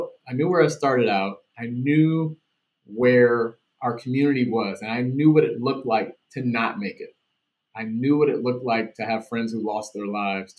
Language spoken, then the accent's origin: English; Washington, District of Columbia, United States; also born or lived in Nebraska; now in Washington State, United States; I grew up in Washington, D.C., a rough upbringing, homeless, two parents who were addicts